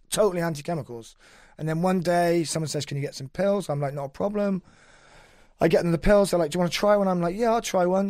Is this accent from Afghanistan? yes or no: no; Cheltenham, South West England, United Kingdom; I'm from Cheltenham